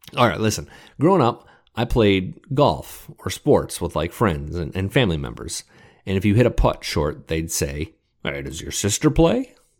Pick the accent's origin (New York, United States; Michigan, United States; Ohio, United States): Michigan, United States; Detroit; I grew up in Metro Detroit, middle class